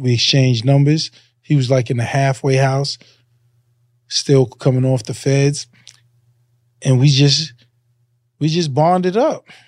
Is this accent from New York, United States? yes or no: yes; New York City, New York, United States; I'm a Hollis nigga